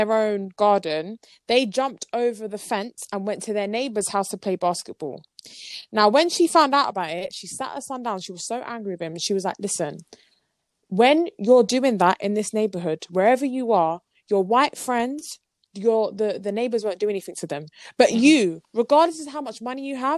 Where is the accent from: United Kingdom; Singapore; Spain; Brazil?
United Kingdom; London; we're born and raised in London